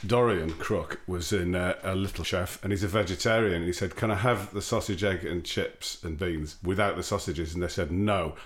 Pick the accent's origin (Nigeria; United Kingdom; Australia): United Kingdom; Darlington, North East England; Carlisle and Darlington, where I grew up